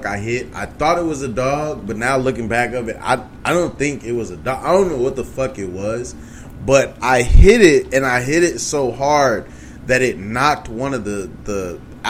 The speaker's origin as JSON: {"language": "English", "region": "Oklahoma", "country": "United States", "tie": "born or raised there", "said": "my home state"}